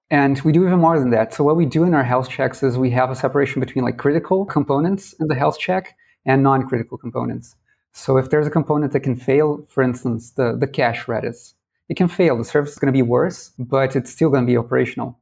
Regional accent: Brazil; And I'm from Brazil. I'm in São Paulo right now

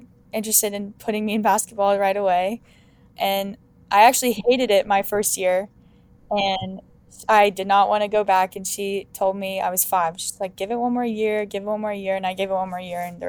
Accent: North Carolina, United States; also born or lived in Arizona / California; I was born in Arizona, and then around 3 years old, I moved to North Carolina. I went to 2 different schools during the time that I was in North Carolina. And then I moved to California and went to 2 different schools there.

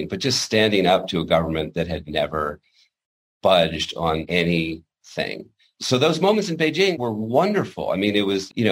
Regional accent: Washington, United States; growing up in Washington, my father was part of the Pentagon

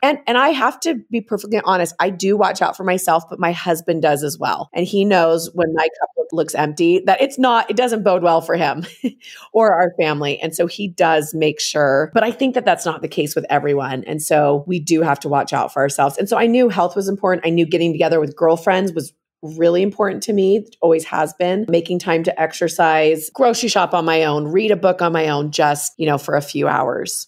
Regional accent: San Francisco Bay Area, California, United States; moved away as an adult; also born or lived in Utah; I'm originally from the San Francisco Bay Area. I came out to Utah to actually go to college

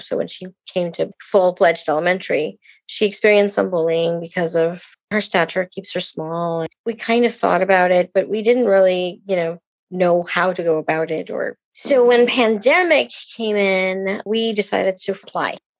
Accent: Puerto Rico; now in Gainesville, United States; I'm originally from Puerto Rico.

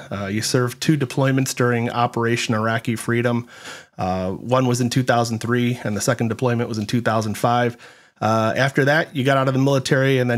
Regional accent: North Carolina, United States; I grew up in uh, North Carolina

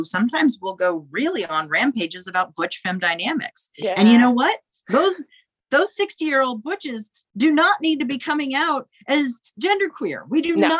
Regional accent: South Texas, United States; I grew up queer in South Texas.

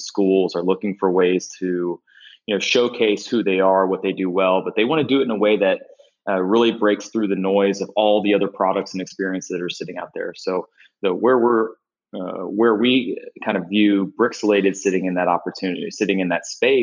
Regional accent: Dayton, Ohio, United States; also born or lived in London; I grew up in Dayton, Ohio, a north suburb called Vandalia Butler, graduated from Vandalia at the end of the century

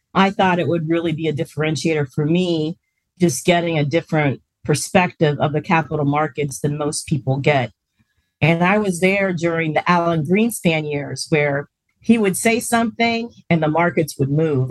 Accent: Springfield, Ohio, United States; moved away; I'm from Springfield

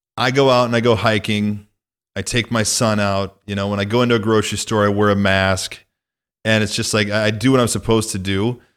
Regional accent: northwest Illinois, United States; moved away; my hometown and my stomping grounds

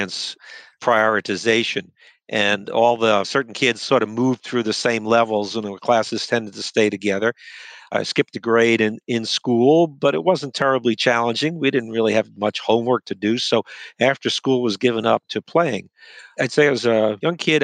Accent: New York City, New York, United States; moved away as an adult; also born or lived in Ann Arbor, Michigan; now in Washington, D.C., United States; I was born and grew up in New York City

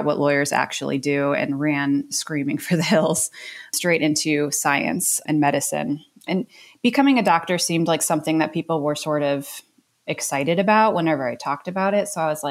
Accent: Ohio, United States; also born or lived in New York / Connecticut; I grew up in the Northeast, born in New York, and then was in Ohio for a sort of formative upbringing, and then hung out in Connecticut for a minute, and then back in Ohio.

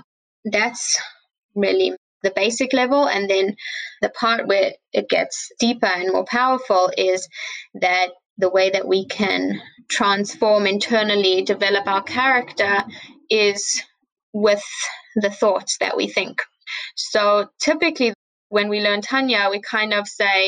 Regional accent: Johannesburg, Gauteng, South Africa; now in Crown Heights, United States; I grew up in Johannesburg, South Africa. I currently live in Crown Heights.

